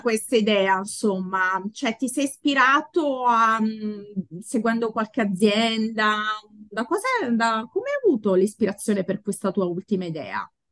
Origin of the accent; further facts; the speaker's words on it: Latina, Lazio, Italy; io sono di Latina